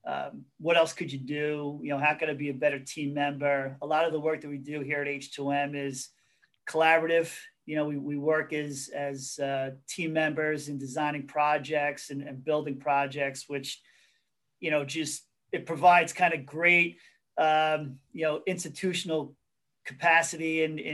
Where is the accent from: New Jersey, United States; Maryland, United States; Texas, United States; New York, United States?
New York, United States; Hicksville; I grew up in Hicksville